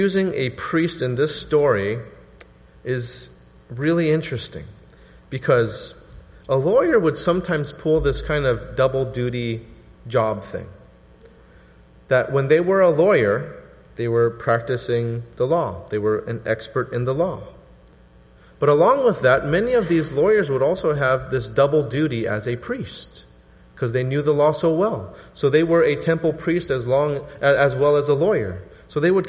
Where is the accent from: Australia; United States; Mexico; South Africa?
United States; Southern California; I'm from Southern California because I put the before 80